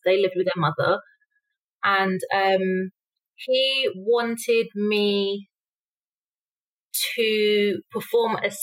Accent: London, United Kingdom; moved away as an adult; now in Mexico; I was born in London to my mother, single mother, and I grew up on a council estate

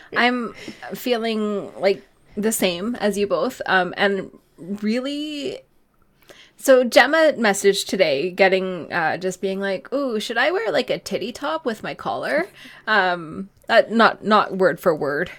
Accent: Canada; now in United Kingdom; I'm not the only Canadian on the podcast today

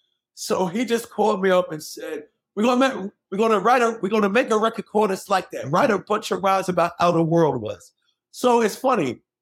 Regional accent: New York City, New York, United States; also born or lived in Hollis; But I'm coming from Queens.

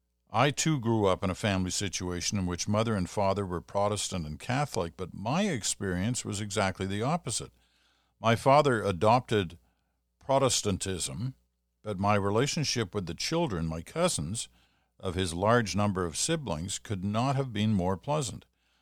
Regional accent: Kitchener, Ontario, Canada; It was from someone from my hometown of Kitchener.

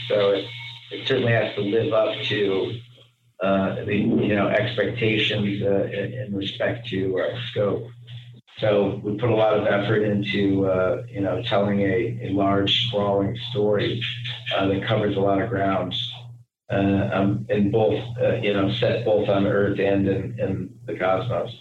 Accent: Cleveland, Ohio, United States; we grew up in Cleveland, Ohio

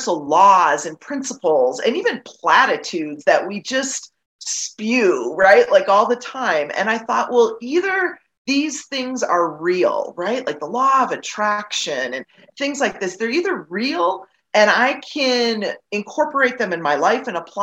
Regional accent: Wisconsin, United States; moved away as an adult; now in Colorado, United States; I was born and raised in Wisconsin, not far from where your father lived, actually

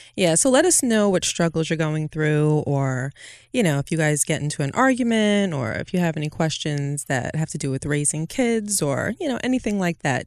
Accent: New York City, New York, United States; I'm originally from Brooklyn.

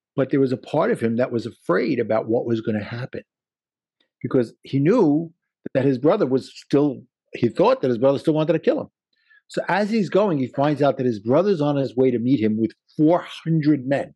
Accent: New York City, New York, United States; accent: Brooklyn; my Brooklyn accent

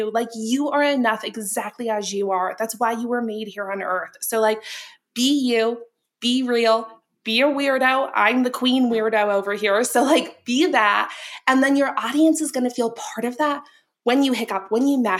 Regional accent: Boston, Massachusetts, United States; I'm over here saying, like, ha, all the time, right? I'm from Boston. It works.

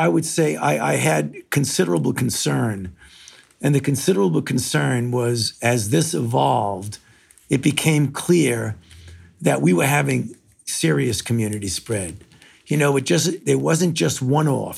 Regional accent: New York City, New York, United States; moved away; I was born in New York, in Brooklyn

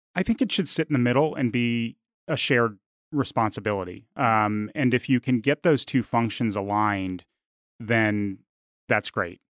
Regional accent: Washington, District of Columbia, United States; moved away as an adult; also born or lived in Richmond, Virginia / Arkansas; growing up in the Washington, D C area

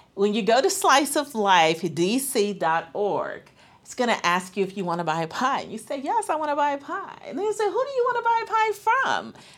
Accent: Atlanta, Georgia, United States; moved away; I'm from Atlanta

